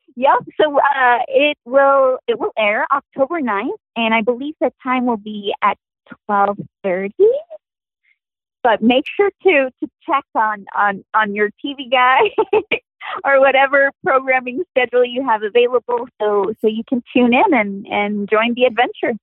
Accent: Puerto Rico; having been born and raised in Puerto Rico

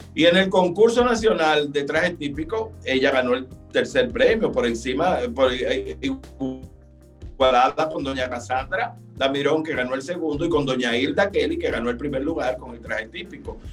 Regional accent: Santiago de los Caballeros, Santiago, Dominican Republic; moved away as an adult; now in Santo Domingo, Dominican Republic; yo nací y me crié en Santiago

